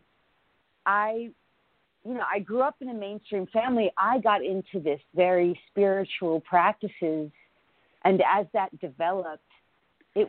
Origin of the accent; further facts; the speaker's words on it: Larchmont, New York, United States; also born or lived in Bronx, New York; I was born in the Bronx, New York, in a very sort of low-income area. But I, as a young girl, lived in Larchmont, New York. So until college, I lived in Larchmont, New York